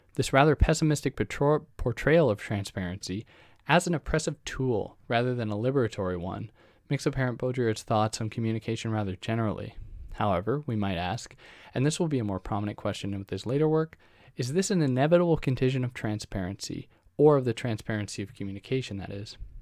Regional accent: Canada; I'm a Canadian graduate student

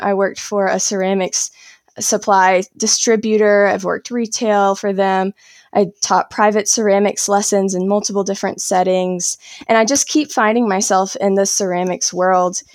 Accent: South Carolina, United States; now in North Carolina, United States; I grew up in South Carolina and I live in North Carolina now

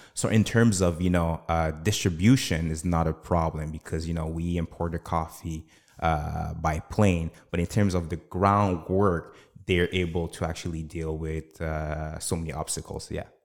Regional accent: Canada; I was born and raised in Canada.

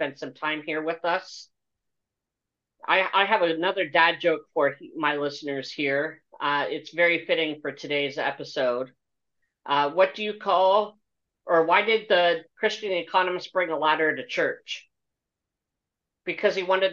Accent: Pennsylvania, United States; my home state of Pennsylvania

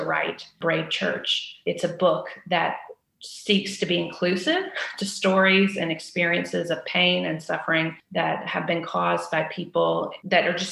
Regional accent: Chattanooga, Tennessee, United States; I grew up in the South. I grew up mostly in Chattanooga, Tennessee

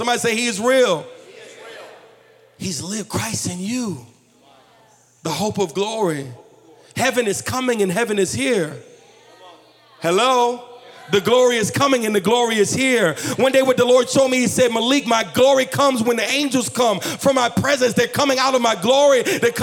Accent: New Jersey, United States; now in Virginia, United States; I'm from New Jersey. I just live in Virginia

